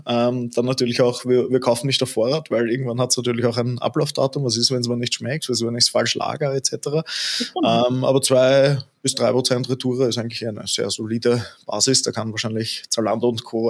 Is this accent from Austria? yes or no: yes; Austria; bei uns in Österreich